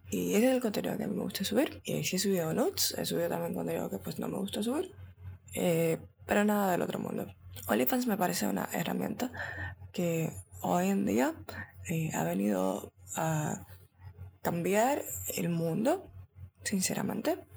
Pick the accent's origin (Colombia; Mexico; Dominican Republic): Dominican Republic; Dios mío, estoy hablando como mexicana y soy dominicana, qué puta.